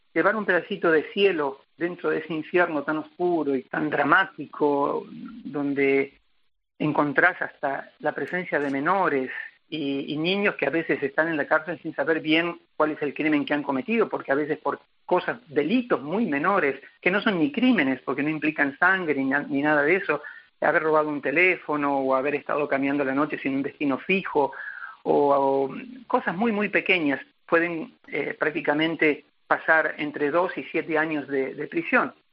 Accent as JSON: {"language": "Spanish", "country": "Argentina", "moved": "yes", "lives_now": "Africa", "said": "no tengo pensado volver a la Argentina eh, me considero ya africano"}